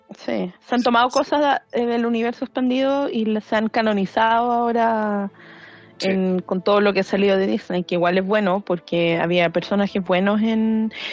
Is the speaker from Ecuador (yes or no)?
no; Maipú, Santiago Metropolitan, Chile; moved away; yo era de Maipú en su momento